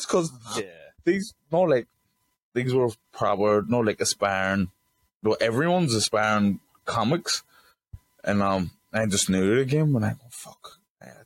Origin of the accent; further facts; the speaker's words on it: Belfast, Northern Ireland, United Kingdom; I'm from West Belfast as well